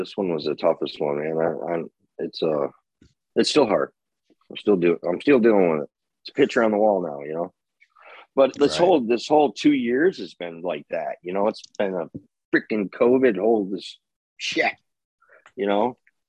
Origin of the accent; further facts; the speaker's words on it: Flint, Michigan, United States; we're union boys from Flint, Michigan.